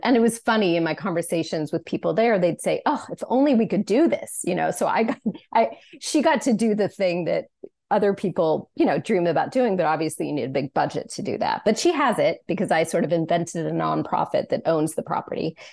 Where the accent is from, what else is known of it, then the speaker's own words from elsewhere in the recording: Sacramento, California, United States; I'm from, as you mentioned, I'm from Sacramento